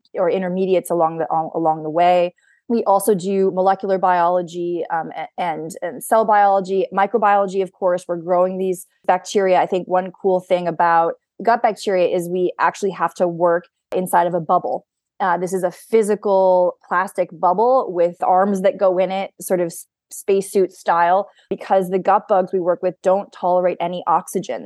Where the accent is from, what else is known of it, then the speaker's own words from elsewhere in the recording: Mystic, Connecticut, United States; moved away as an adult; also born or lived in Stanford / San Francisco; now in Boston, United States; I am originally from Mystic, Connecticut, on the Connecticut seashore. Um, I grew up in New England.